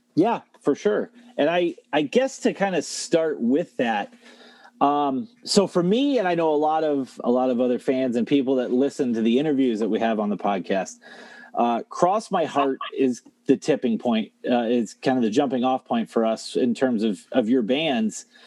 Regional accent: Toledo, Ohio, United States; I'm from Ohio. I'm from the Toledo area.

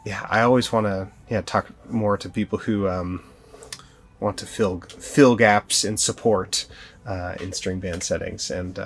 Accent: Portland, Oregon, United States; Portland, Oregon.

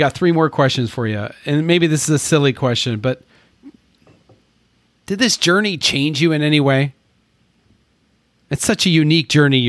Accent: United States; we Americans

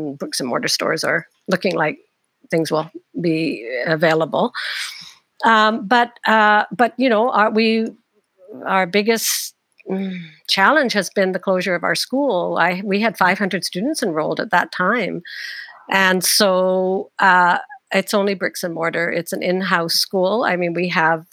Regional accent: United Kingdom; I know I'm British. I come from a British parents

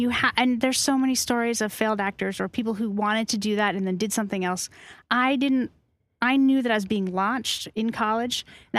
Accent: Massachusetts, United States; Massachusetts, just north of Boston.

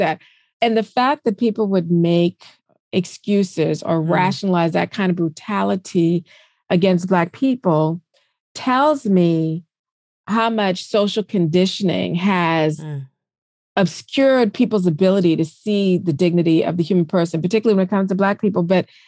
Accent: South Carolina, United States; now in Washington, D.C. metro area, United States; I'm originally from South Carolina. So I consider myself a Southerner at heart, although I'm living in the DC metro area.

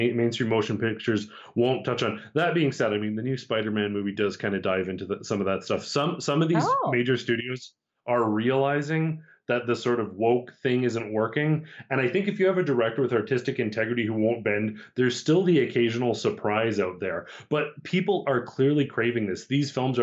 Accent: Alberta, Canada; growing up in Alberta

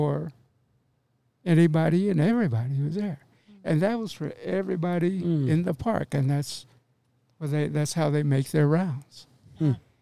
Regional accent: Oklahoma, United States; now in Denver, United States; I was born in Oklahoma, Indian Reservation.

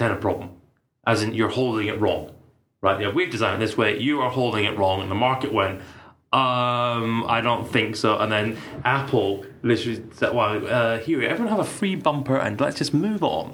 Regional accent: United Kingdom; me being British

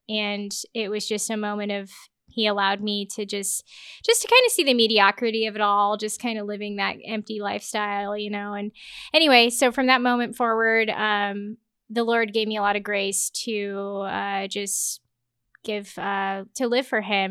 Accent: Lincoln, Nebraska, United States; so I grew up in Lincoln, Nebraska, went to Pius High School.

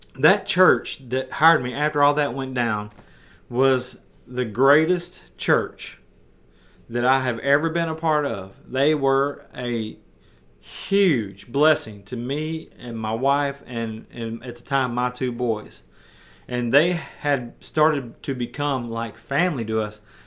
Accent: West Tennessee, United States; moved away as an adult; also born or lived in the South; I'm from West Tennessee

